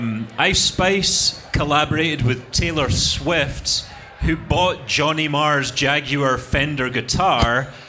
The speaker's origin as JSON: {"language": "English", "region": "Scotland", "country": "United Kingdom", "said": "I'm Scottish, that's why I sound like this."}